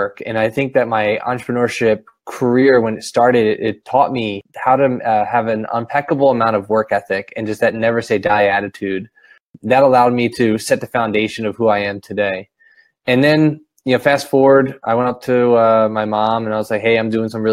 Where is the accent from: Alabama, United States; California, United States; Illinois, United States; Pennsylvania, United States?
Pennsylvania, United States; Philadelphia; now in Camden, United States; I was born and raised in Northeast Philadelphia